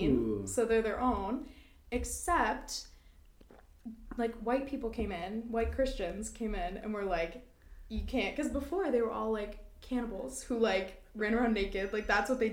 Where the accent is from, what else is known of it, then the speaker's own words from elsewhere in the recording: New Brunswick, Canada; moved away; I'm from New Brunswick